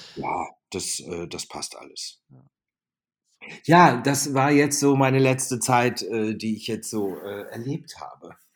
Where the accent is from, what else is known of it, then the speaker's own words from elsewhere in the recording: Germany; Das Deutsche Rote Kreuz, der Ortsverband Wülfing, dort wo ich groß geworden bin